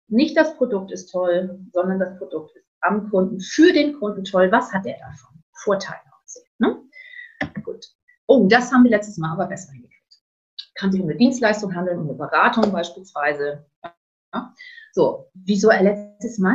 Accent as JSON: {"language": "German", "area": "the North", "region": "Northern Germany", "country": "Germany", "said": "bei uns im Norden"}